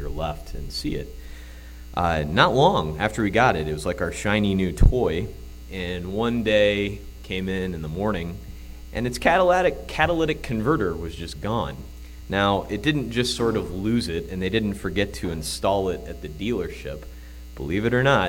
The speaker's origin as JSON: {"language": "English", "region": "Illinois", "country": "United States", "accent": "Illinois", "said": "my Illinois accent"}